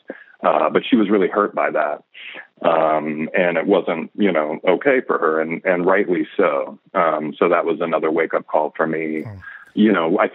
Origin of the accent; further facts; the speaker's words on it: Pacific Northwest, United States; now in Brooklyn, United States; I grew up in the Pacific Northwest and was born there.